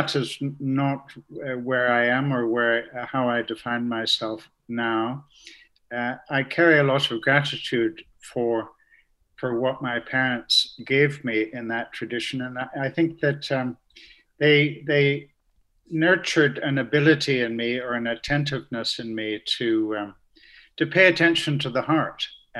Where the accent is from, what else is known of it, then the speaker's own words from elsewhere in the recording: Canada; Yes, I grew up in Canada. My father was Irish and my mother Scottish, but they met on that side of the Atlantic. So I was born in Canada, which makes me a bit of a sort of mid-Atlantic confusion.